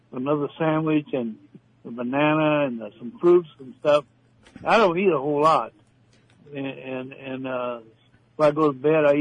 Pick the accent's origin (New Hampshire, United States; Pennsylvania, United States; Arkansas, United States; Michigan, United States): Arkansas, United States; I was brought up in Arkansas